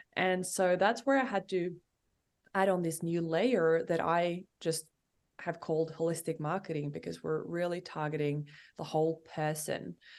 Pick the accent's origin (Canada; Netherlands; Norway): Norway; moved away as an adult; I'm from Norway